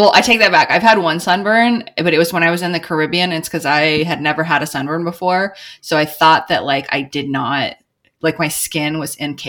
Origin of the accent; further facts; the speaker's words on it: Eastern Washington, United States; now in Jefferson County, Missouri, United States; I grew up in Eastern Washington, which has a very, it's like farm country, so there's a lot of like Mexican immigrants there.